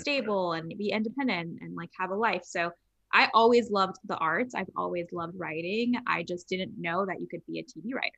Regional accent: Los Angeles, California, United States; I grew up in Los Angeles. I grew up in Hollywood

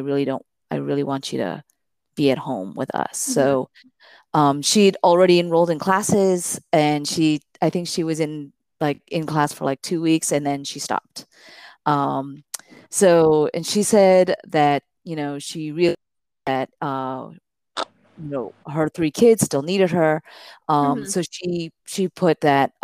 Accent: Miami, Florida, United States; I grew up in Miami, Florida

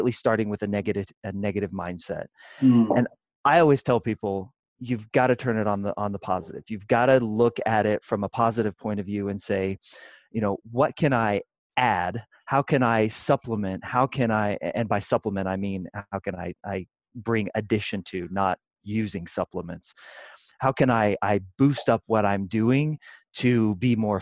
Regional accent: Kansas City, Kansas, United States; moved away as an adult; now in Denver, United States; I grew up in the Midwest in Kansas City, on the Kansas side

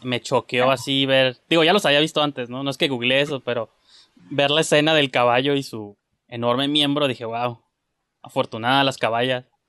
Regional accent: Mexico; yo soy mexicano

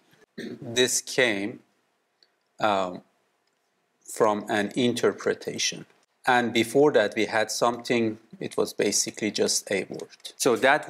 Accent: Iran; now in Canada; we come from Middle East, from Iran. Now we live in Canada, and today we are in the Netherlands

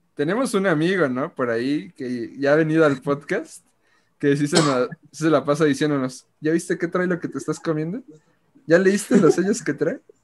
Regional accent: Mexico; nosotros somos mexicanos

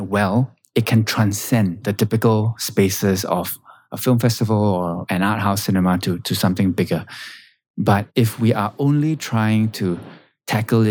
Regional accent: Singapore; me being Singaporean and having lived and grown up on this island

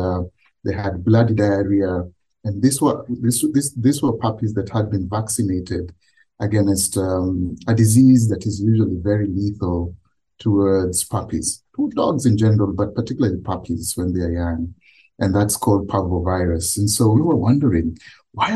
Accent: Kenya; I grew up in Kenya

